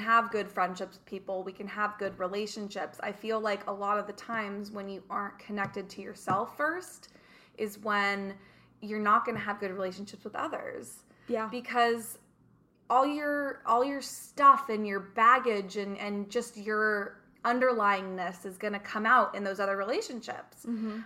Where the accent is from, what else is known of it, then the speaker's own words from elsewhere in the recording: Redondo Beach, California, United States; moved away as an adult; also born or lived in London / Mediterranean; I'm born and raised in Redondo